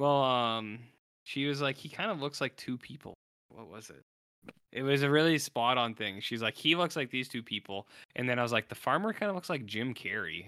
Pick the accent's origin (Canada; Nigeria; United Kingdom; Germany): Canada; also born or lived in United States; being a Canadian